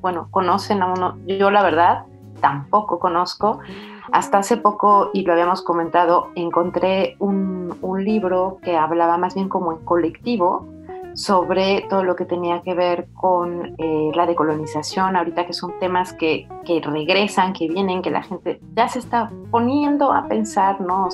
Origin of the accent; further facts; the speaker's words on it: Mexico; now in France; no habíamos tenido una película que nos confrontara como mexicanos